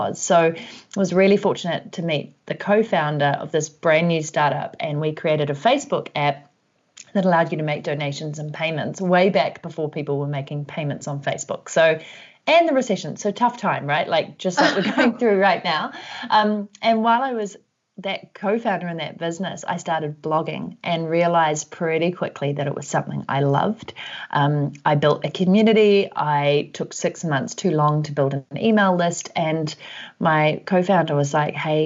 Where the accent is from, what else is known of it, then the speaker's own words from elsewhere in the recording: New Zealand; also born or lived in Vancouver; if you can hear an accent, that's because I'm from New Zealand and currently based here